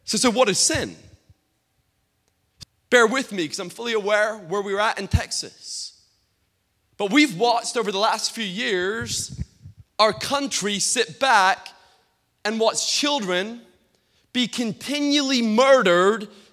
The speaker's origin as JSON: {"language": "English", "town": "Peterhead", "region": "Scotland", "country": "United Kingdom", "tie": "born or raised there", "said": "I grew up in Peterhead, Scotland, the capital of the whitefish, capital of whitefish in the whole of Europe."}